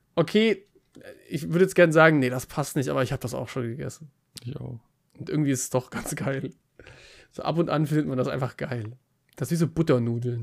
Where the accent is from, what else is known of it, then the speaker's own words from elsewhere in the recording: Bavaria, Germany; ich komme aus Bayern